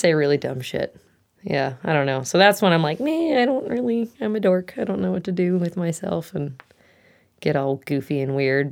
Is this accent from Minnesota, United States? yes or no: yes; Eagan, Minnesota, United States; moved away as an adult; now in Maple Falls, United States; I am from Eagan, Minnesota is where I grew up, um, till I was about twenty-two, twenty-three